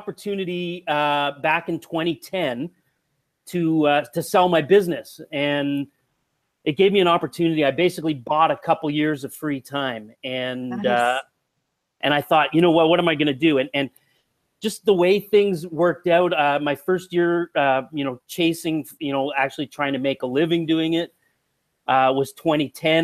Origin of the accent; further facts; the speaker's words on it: Ontario, Canada; moved away as an adult; also born or lived in Canadian Prairies; Well, actually I grew up in Ontario, in Eastern Canada, and I moved out to the prairies